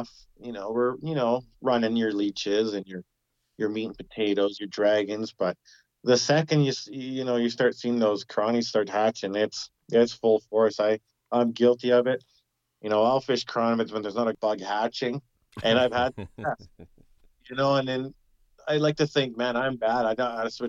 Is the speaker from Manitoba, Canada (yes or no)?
no; Prince George, British Columbia, Canada; also born or lived in Salmon Valley; where I grew up in Prince George, just a little, you know, north of where I live now in Salmon Valley